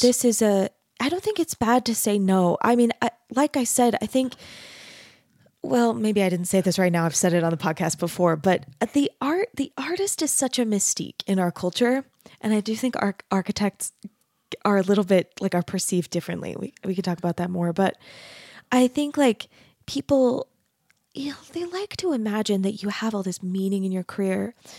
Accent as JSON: {"language": "English", "region": "Arizona", "country": "United States", "tie": "born or raised there", "said": "I grew up in Arizona, which is even more of a grid than Utah is"}